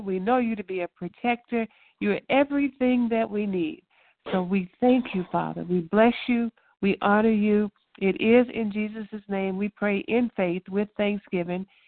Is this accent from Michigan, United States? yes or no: no; Louisiana, United States; moved away; we're from Louisiana. We like catfish